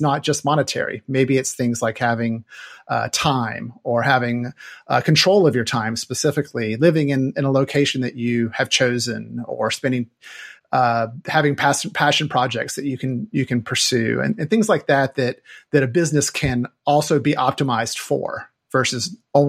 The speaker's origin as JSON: {"language": "English", "region": "North Carolina", "country": "United States", "moved": "yes", "lives_now": "Seattle, United States", "said": "I am originally from North Carolina. I moved to Seattle in 1998"}